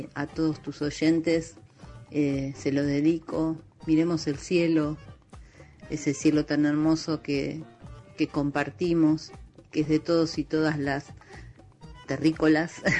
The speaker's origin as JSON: {"language": "Spanish", "region": "Buenos Aires Province", "country": "Argentina", "tie": "born or raised there", "moved": "yes", "lives_now": "Buenos Aires, Argentina", "said": "como vivo en Buenos Aires, como soy ahora soy porteña, porque en realidad nací en la provincia, en un barrio de casas bajas, de chalecitos"}